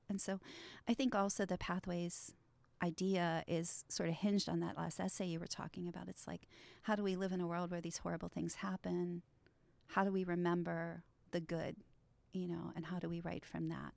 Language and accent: English; Trafford, Pennsylvania, United States; my hometown of Trafford, which is a, a really, um, you know, it's a, it's an old mill town